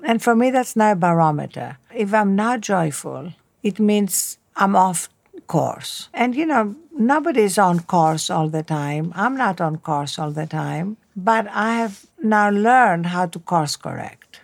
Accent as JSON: {"language": "English", "town": "Athens", "region": "Attica", "country": "Greece", "tie": "born or raised there", "also_born_or_lived": "Cambridge", "second_language": "English", "moved": "as an adult", "said": "Athens, Greece, where I was brought up"}